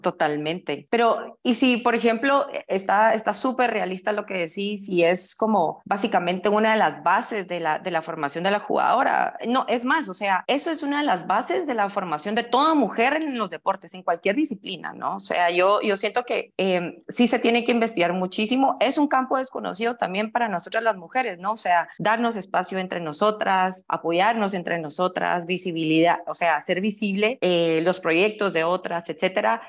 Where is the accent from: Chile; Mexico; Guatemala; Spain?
Guatemala; Aquí tienen a una chapina